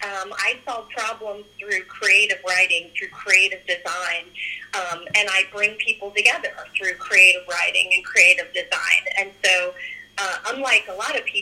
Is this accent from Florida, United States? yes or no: no; Cheyenne, Wyoming, United States; moved away; I was born and raised there. So, I grew up in Cheyenne.